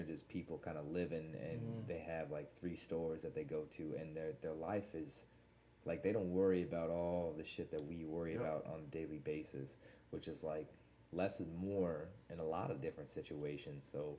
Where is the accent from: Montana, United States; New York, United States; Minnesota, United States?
Montana, United States; Whitefish; born there; I was born in Whitefish, actually, Montana.